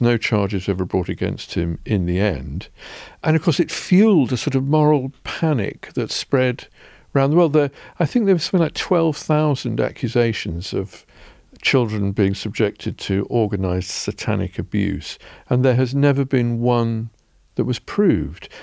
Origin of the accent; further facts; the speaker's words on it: England, United Kingdom; as English people